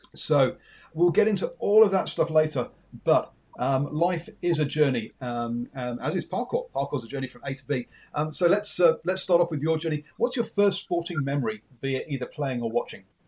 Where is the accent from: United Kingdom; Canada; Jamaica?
United Kingdom; England; accent: English; you can tell by my accent I'm English